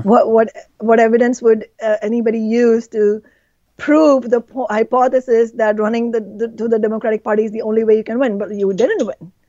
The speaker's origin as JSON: {"language": "English", "country": "India", "tie": "born or raised there", "moved": "yes", "lives_now": "Seattle, United States", "said": "my home country, India"}